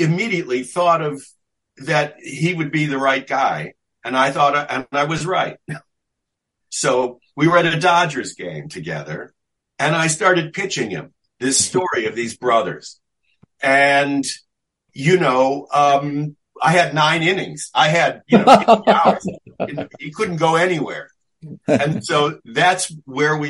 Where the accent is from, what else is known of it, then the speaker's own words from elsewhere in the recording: Chicago, Illinois, United States; our grandfathers were part of the same founders group at the big conservative synagogue on the North Shore of Chicago